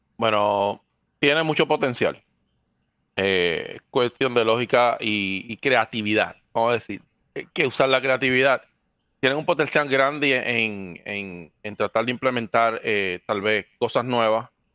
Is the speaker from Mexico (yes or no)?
no; Dominican Republic; accent: Dominican; also born or lived in Puerto Rico; now in Florida, United States; soy natural de República Dominicana. viví en Puerto Rico 10 años